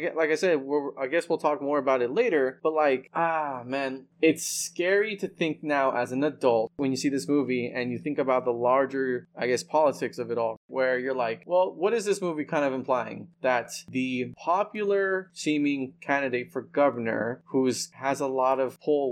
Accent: the South, United States; growing up in the South

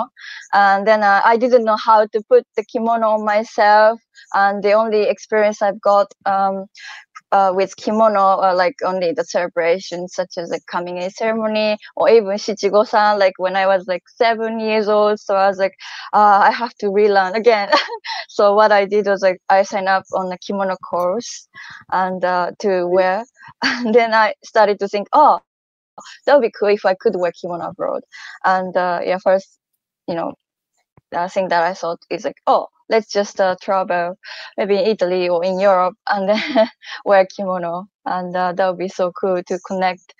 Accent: Japan; I'm from Japan

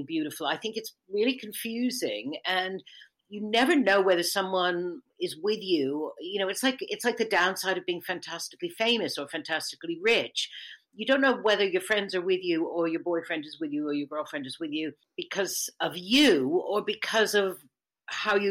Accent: United States; I'm American

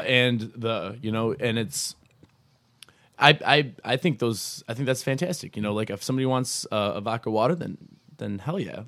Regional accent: Buffalo, New York, United States; moved away as an adult; now in Rochester, United States; I'm, I'm originally from Buffalo. I moved out here with, uh, with John Carroll, uh, back in June of two thousand thirteen

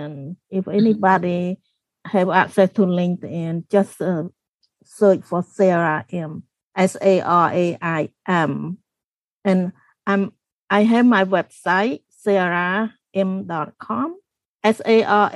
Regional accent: Cambodia; English is a second language; moved away

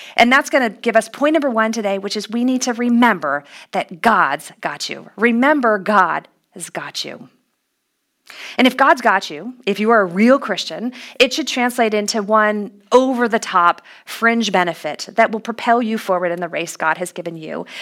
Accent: Los Angeles, California, United States; my hometown was going to host this international competition

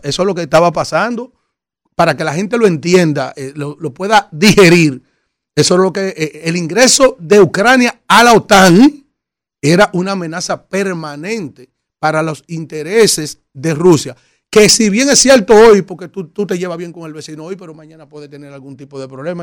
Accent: Dominican Republic; Los dominicanos somos trabajadores

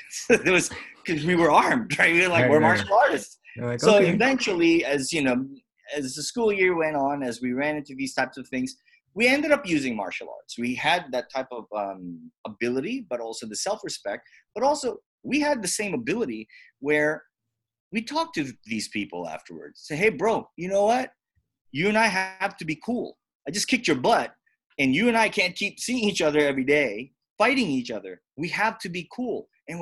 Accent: Hawaii, United States; because we grew up in Hawaii, which is as culturally diverse right. as it is.

